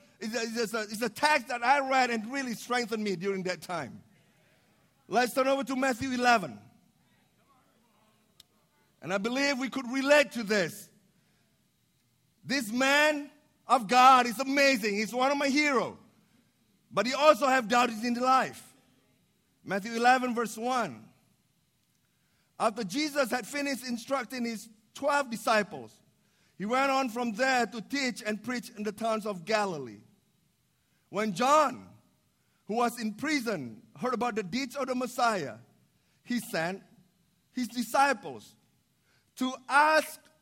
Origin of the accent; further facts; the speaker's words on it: Indonesia; moved away as an adult; also born or lived in Chicago, United States; I was born in Indonesia, but I'm the minority because I was Chinese by descendant.